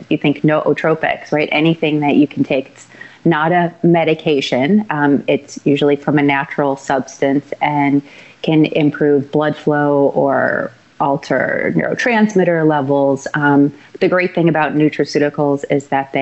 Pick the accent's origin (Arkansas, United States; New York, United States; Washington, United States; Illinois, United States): Illinois, United States; Chicago; born and raised in Chicago